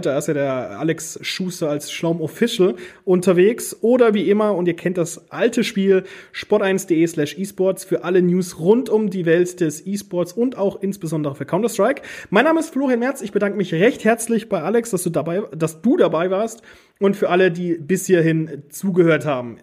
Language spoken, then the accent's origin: German; Germany; bei uns in Deutschland